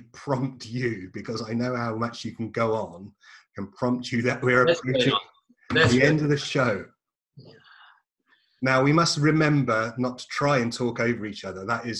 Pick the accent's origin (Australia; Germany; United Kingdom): United Kingdom; England; and I'm English